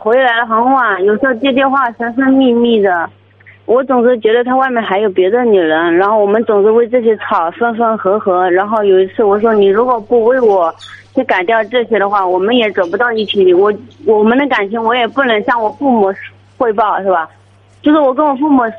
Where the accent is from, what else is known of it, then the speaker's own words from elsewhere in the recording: Hubei, China; now in Wenzhou, China; 我是湖北的。